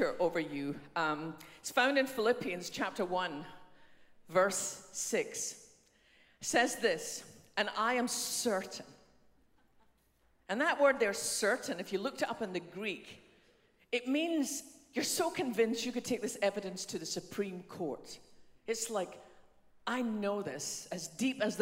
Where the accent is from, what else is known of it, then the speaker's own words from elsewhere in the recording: west coast of Scotland, United Kingdom; now in Dallas, United States; You've probably worked out by now by my funny accent that although we live in Dallas, I didn't start there. I was born on the west coast of Scotland in a small fishing village there